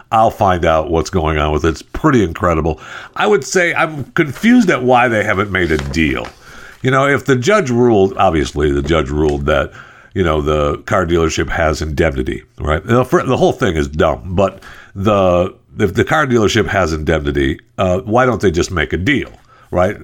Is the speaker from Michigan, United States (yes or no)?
yes; Michigan, United States; I'm from Michigan. I was born and raised in Michigan.